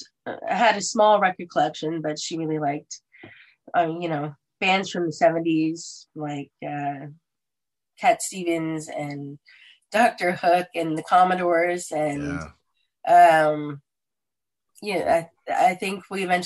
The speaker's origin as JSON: {"language": "English", "town": "Ingersoll", "region": "Ontario", "country": "Canada", "tie": "born or raised there", "also_born_or_lived": "Stratford, Ontario / Lucknow, Ontario", "said": "I was born in the Stratford area, but then we relocated to the Ingersoll area where I spent most of my public school years."}